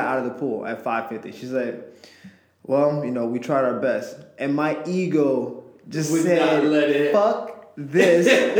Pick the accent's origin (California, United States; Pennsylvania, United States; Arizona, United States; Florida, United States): Florida, United States; I'm from Florida, so there's water everywhere